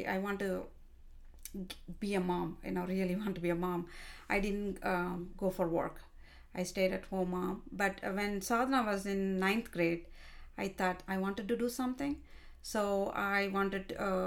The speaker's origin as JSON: {"language": "English", "country": "India", "tie": "born or raised there", "also_born_or_lived": "Ireland", "moved": "as an adult", "lives_now": "United States", "said": "I studied in India, and I married when I was 20 years old"}